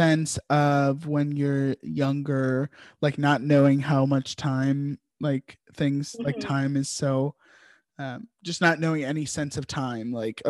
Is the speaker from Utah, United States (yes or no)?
no; Richmond, Virginia, United States; I'm constantly thankful that I grew up in Richmond.